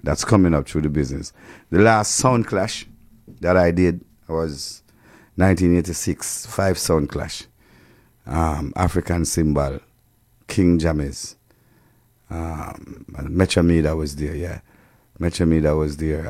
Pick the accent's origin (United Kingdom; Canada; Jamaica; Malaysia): Jamaica; we as Jamaican